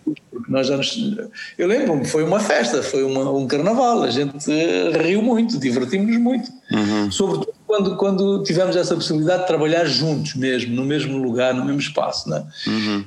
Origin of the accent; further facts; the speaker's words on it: Angola; Eu comecei a escrever para tentar eh, me compreender dentro de Angola, não é? Como angolano